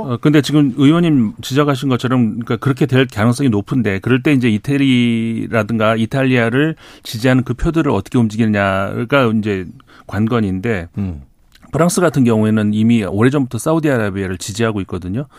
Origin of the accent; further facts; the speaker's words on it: South Korea; 제가 한국 사람이라서